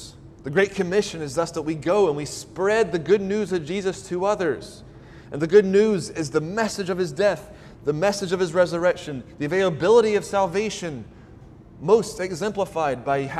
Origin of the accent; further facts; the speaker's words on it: Deep South, United States; I grew up in the South, the Deep South.